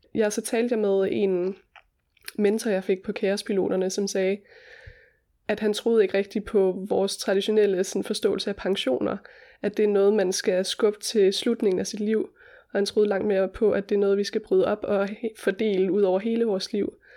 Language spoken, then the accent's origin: Danish; Hjortshøj, Central Denmark Region, Denmark; moved away as an adult; also born or lived in Copenhagen / Oaxaca; bor jeg lige nogle måneder her i mit barndomshjem